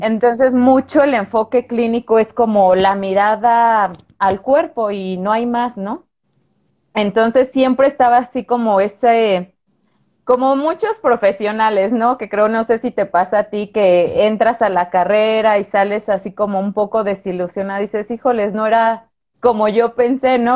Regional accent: Guanajuato, Mexico; moved away as an adult; yo soy de Guanajuato, luego me vine para acá a hacer la especialidad

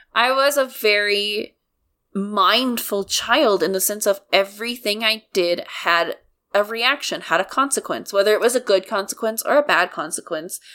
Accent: United States; I'm an American

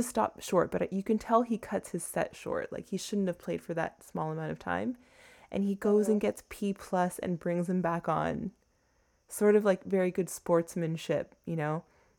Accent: Toronto, Ontario, Canada; now in New York, United States; I grew up in Toronto

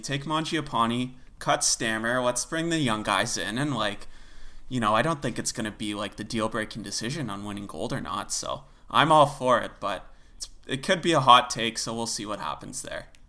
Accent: Canada; as a Canadian

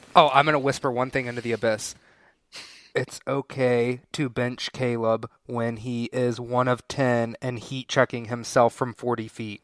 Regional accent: Winston-Salem, North Carolina, United States; I'm from Winston-Salem

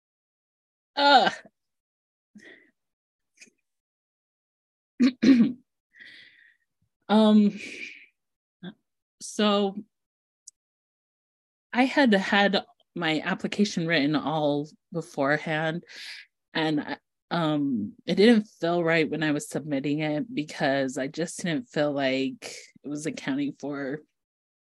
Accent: East Millcreek, Utah, United States; I grew up in East Mill Creek, Utah, which is a very wealthy part of Salt Lake

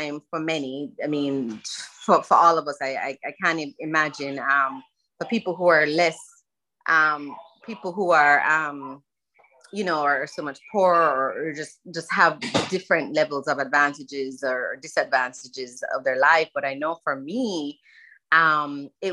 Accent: Jamaica; moved away as an adult; now in Florida, United States; I was born in Jamaica and I lived there until I was 19 and I came here for university and basically stayed.

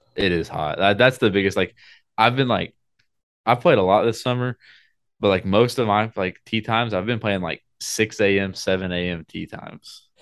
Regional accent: Oklahoma, United States; I'm from Oklahoma

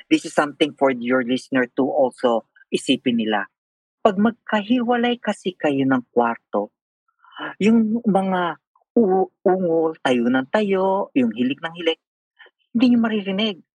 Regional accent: Philippines; moved away; one time umuwi ako sa Pilipinas.

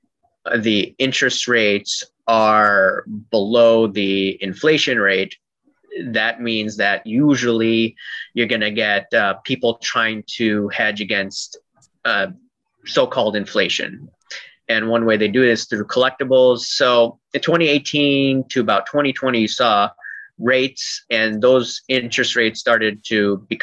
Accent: Chicago, Illinois, United States; I'm from Chicagoland

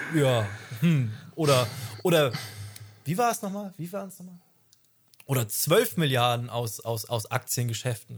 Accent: Hamburg, Germany; wir kommen beide aus Hamburg

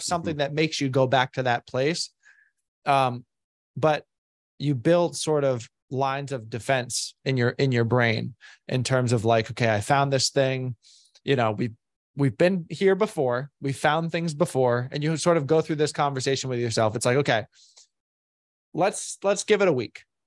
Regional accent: Boston, Massachusetts, United States; moved away as an adult; now in Florida, United States; I'm originally from Boston

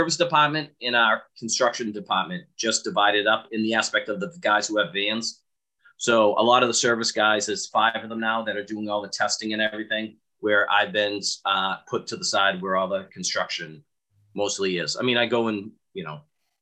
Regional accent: Boston, Massachusetts, United States; accent: thick Boston; I am from Same Boston

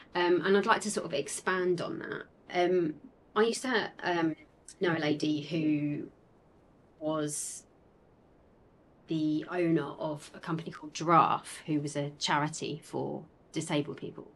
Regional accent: Essex, East of England, United Kingdom; accent: Essex; we're both from Essex

